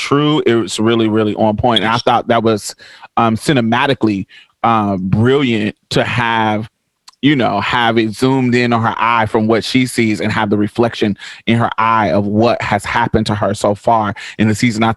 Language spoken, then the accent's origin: English; Boston, Massachusetts, United States; moved away; I grew up in Boston for a little bit.